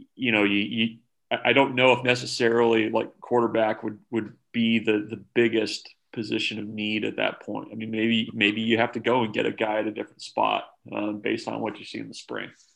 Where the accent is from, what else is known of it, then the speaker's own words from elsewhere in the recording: Omaha, Nebraska, United States; I grew up in Omaha